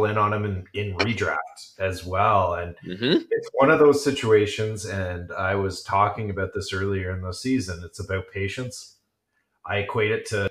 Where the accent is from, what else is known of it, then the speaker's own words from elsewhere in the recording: Scotland, United Kingdom; I'm Scottish.